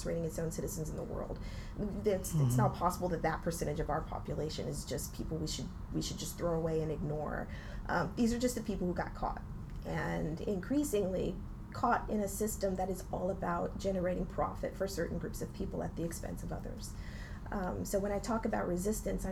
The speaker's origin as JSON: {"language": "English", "town": "East Palo Alto", "region": "California", "country": "United States", "said": "I come from a working class and underclass Black community, East Palo Alto in the Bay Area"}